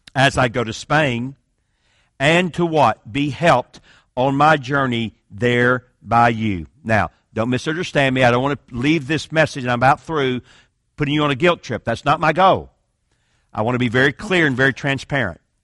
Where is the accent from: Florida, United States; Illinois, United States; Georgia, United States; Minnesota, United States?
Georgia, United States; Atlanta; I'm from Atlanta, Georgia, so I can speak like this.